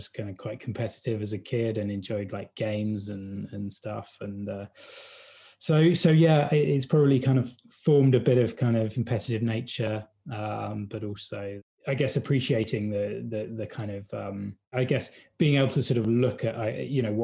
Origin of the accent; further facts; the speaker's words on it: Hampshire, South East England, United Kingdom; moved away; I grew up in a village, a little, you know, English countryside village, you know, in Hampshire, so not too far away from London.